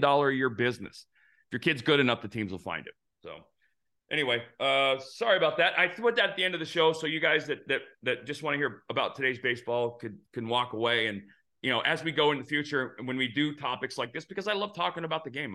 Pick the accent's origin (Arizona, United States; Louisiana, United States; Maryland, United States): Arizona, United States; growing up in Arizona